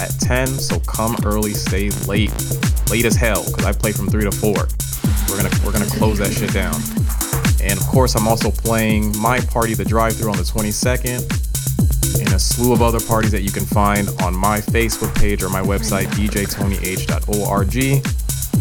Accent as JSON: {"language": "English", "country": "Panama", "tie": "born or raised there", "moved": "yes", "said": "all the way from Panama, my hometown."}